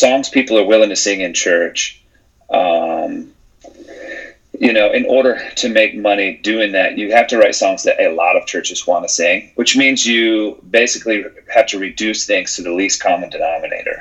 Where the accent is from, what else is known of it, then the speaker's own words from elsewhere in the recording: Charlotte, North Carolina, United States; my hometown